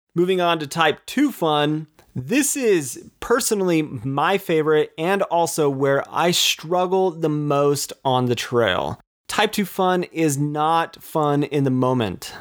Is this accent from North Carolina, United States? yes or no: no; Utah, United States; With Utah being my home state